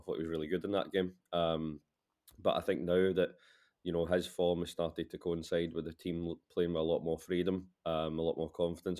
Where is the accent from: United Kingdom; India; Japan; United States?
United Kingdom; Glasgow, Scotland; I'm actually Glaswegian